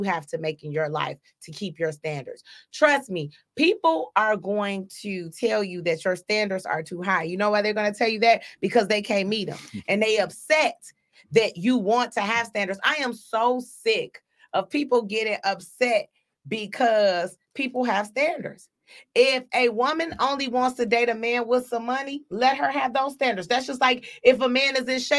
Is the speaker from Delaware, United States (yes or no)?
no; Detroit, Michigan, United States; I was raised on Joy Road